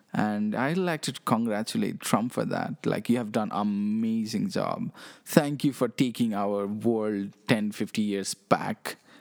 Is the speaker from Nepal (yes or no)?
yes; Nepal; I'm from Nepal, okay? I live in this small country